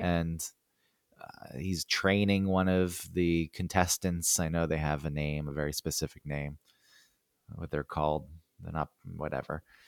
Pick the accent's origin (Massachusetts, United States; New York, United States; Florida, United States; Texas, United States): New York, United States; "Where are you from?" And I said, "New York."